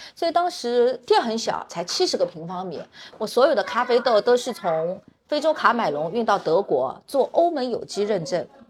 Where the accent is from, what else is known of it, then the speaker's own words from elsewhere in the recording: Shanghai, China; moved away as an adult; also born or lived in Germany; 我小时候因为在上海出生长大嘛，是属于那种在弄堂里长大的，弄堂里之间邻里关系是非常好的